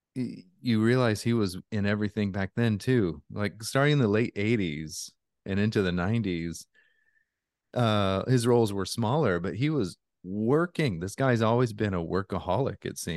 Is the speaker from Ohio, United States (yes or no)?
no; Alaska, United States; I grew up in Alaska, so I've been in a lot of cold